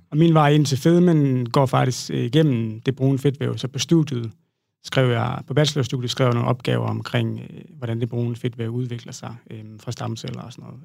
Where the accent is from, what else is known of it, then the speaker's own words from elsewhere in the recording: Southern Jutland, Southern Denmark, Denmark; moved away; jeg startede øh, ud som øh, sproglig studerende øh, hjemme i Sønderjylland